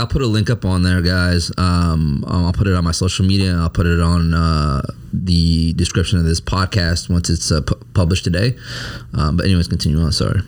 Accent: Hopkins, Minnesota, United States; moved away as an adult; also born or lived in St. Louis Park, Minnesota; growing up in Hopkins

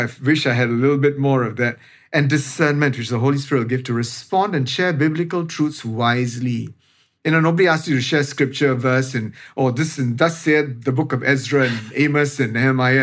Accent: Singapore; as the Singaporean

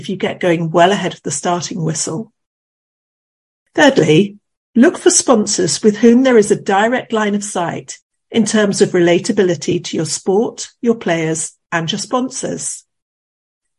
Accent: United Kingdom; as a Brit

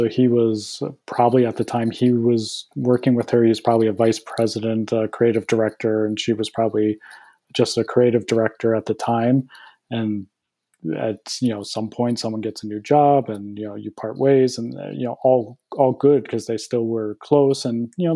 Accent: New Jersey, United States; moved away as an adult; also born or lived in Boston / California; I grew up in Jersey, went to school in Boston

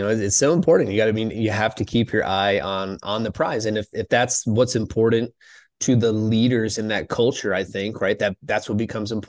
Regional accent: Minnesota, United States; moved away; I grew up in Minnesota.

